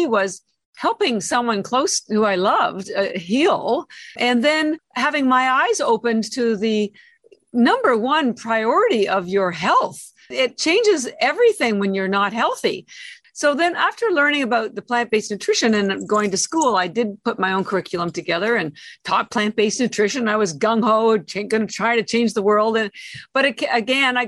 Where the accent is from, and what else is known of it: Canada; moved away as an adult; now in Boston, United States